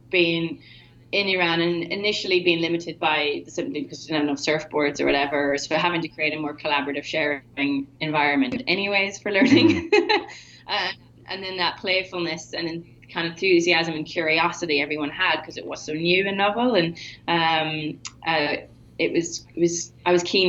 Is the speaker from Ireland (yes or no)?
yes; Rossnowlagh, Donegal, Ulster, Ireland; I grew up in Rasnaila, this beach in Donegal on the west coast of Ireland.